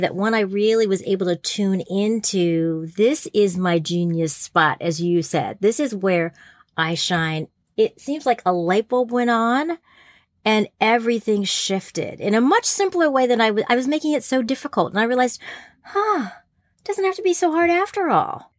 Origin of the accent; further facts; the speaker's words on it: New Jersey, United States; I grew up in New Jersey